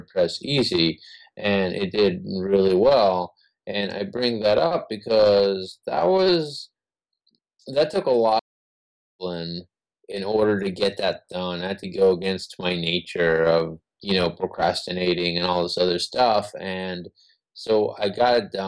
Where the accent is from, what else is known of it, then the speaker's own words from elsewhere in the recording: Israel; We're Jewish. We're from Israel